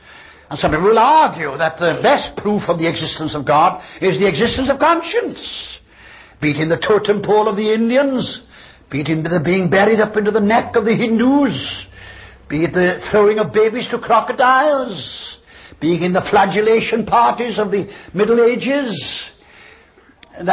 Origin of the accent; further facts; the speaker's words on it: Wales, United Kingdom; And of course I'm a step above you because I come from Wales.